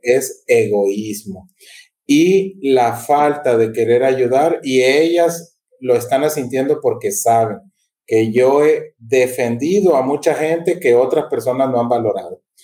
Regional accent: Mexico; now in Honduras; Yo soy mexicano

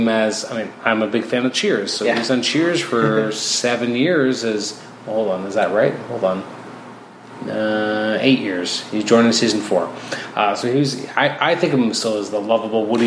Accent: Toronto, Ontario, Canada; I grew up in Toronto, and then I went to a smaller town for university

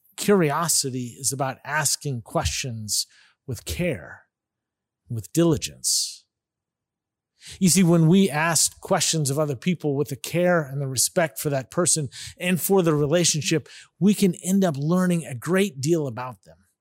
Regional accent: Bay Area of California, United States; moved away as an adult; now in Fort Worth, United States; we were both born and raised in the Bay Area of California

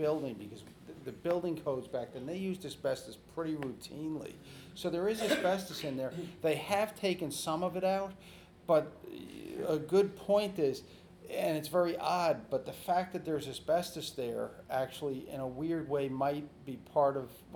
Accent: New York, United States; I grew up in the New York metro area

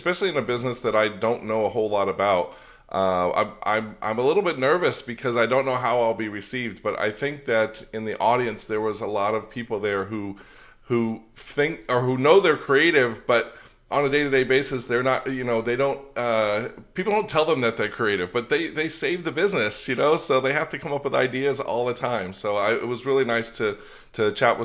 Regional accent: Northern California, United States; moved away as an adult; also born or lived in Florida; I grew up in Northern California

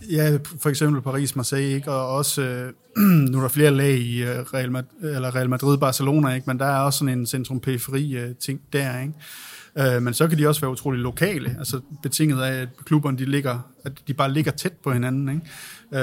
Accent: Aalborg, North Denmark Region, Denmark; Jeg er selv fra Aalborg

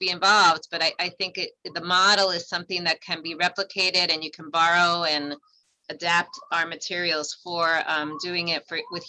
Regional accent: New York City, New York, United States; also born or lived in Harlem; Yep, I'm a Bronx girl originally, and I live in Harlem now. I only left for a few years to go to college. Other than that, I've been a New Yorker.

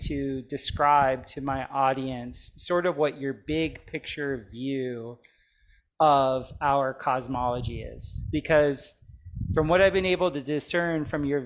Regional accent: Plantation, Florida, United States; also born or lived in Michigan / Missouri; now in Costa Rica; I grew up just in Plantation, Florida, like just up the street from Hollywood

